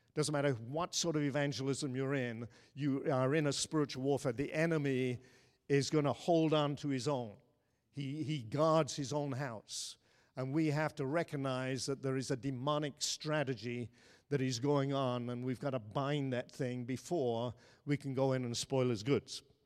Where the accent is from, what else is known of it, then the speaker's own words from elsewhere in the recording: Ireland; moved away; I grew up in Ireland